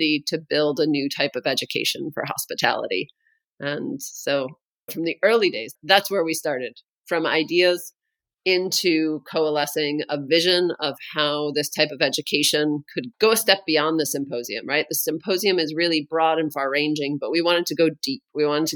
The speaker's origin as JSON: {"language": "English", "country": "United States", "moved": "as an adult", "lives_now": "Denmark", "said": "I'm American. And today I live in Denmark"}